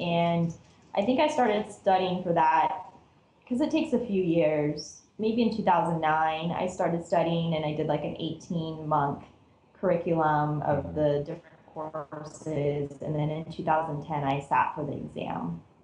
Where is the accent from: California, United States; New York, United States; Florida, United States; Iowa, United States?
California, United States; Cerritos; I grew up in Cerritos, which is part of LA County